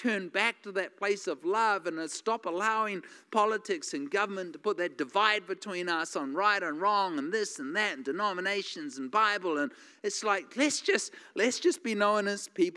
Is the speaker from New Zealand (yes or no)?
yes; New Zealand; now in United States